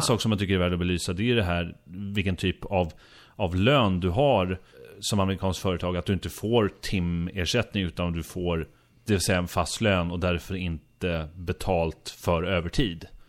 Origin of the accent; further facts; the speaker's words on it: Sweden; som äkta svensk